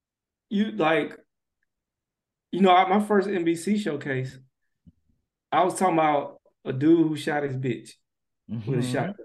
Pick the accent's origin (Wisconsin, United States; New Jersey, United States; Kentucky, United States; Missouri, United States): Missouri, United States; So I don't know if y'all noticed, but I'm from a small town in Missouri.